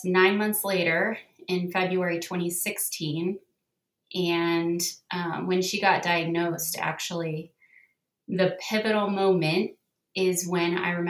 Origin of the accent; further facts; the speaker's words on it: Southern California, United States; moved away as an adult; also born or lived in northern Utah; now in Utah, United States; I grew up in Southern California